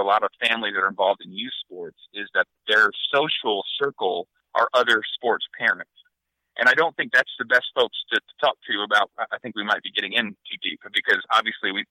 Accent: Northern Ohio, United States; So I grew up in Northern Ohio

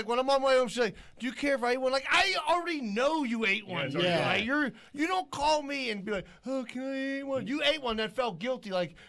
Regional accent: Pittsburgh, Pennsylvania, United States; Dude, I'm from Greenfield, dude.

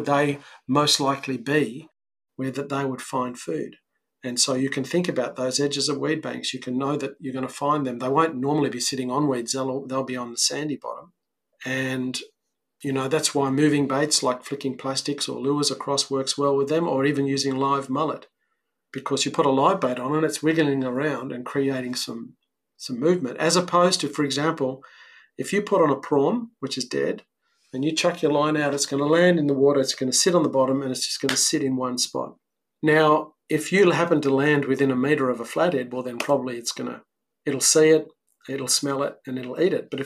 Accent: Sydney, New South Wales, Australia; moved away as an adult; now in South Coast, New South Wales, Australia; I grew up on the Northern Beaches

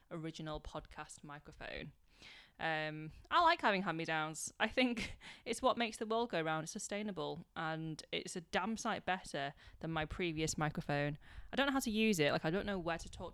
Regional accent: United Kingdom; being British born Chinese

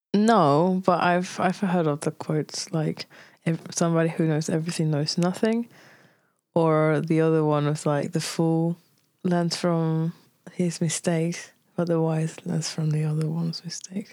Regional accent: Tenerife, Canary Islands, Spain; English is a second language; moved away; also born or lived in Brazil; I left Brazil when I was five, and then I grew up in Tenerife.

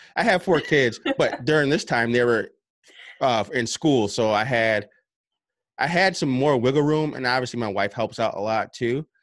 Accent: upstate New York, United States; I'm from New York, uh, upstate New York.

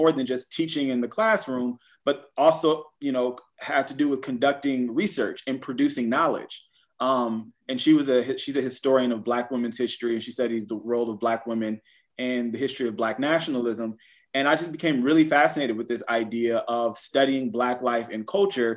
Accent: Compton, California, United States; I'm from Southern California, so Compton, California

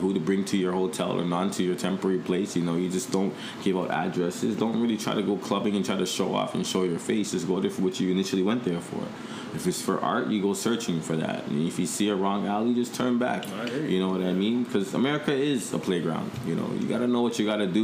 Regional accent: Toronto, Ontario, Canada; also born or lived in Los Angeles; we're from Toronto

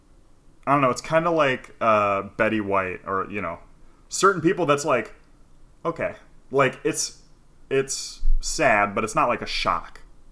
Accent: New York, United States; I grew up in New York. I was a weird nerdy kid.

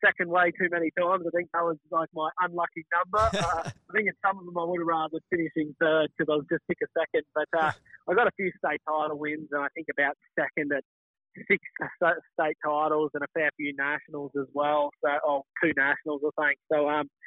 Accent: Toowoomba, Queensland, Australia; we're from Toowoomba

